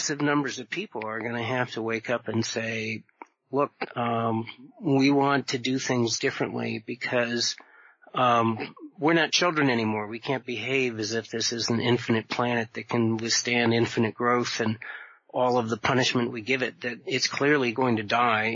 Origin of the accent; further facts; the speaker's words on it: Vermont, United States; I grew up in Vermont